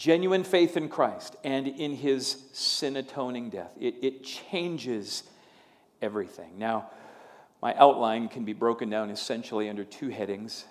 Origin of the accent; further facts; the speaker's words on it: Minnesota, United States; moved away; being a Minnesotan